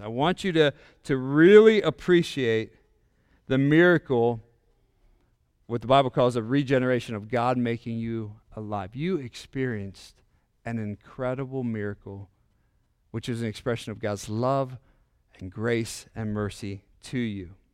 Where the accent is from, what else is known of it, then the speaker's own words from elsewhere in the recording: Indiana, Pennsylvania, United States; we're from Indiana, Pennsylvania, a little small town